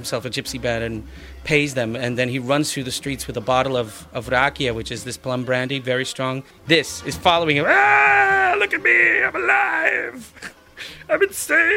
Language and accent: English; New York City, New York, United States; moved away as an adult; now in Netherlands; I was born and raised in Brooklyn, New York. I've lived in Holland now for 13 years.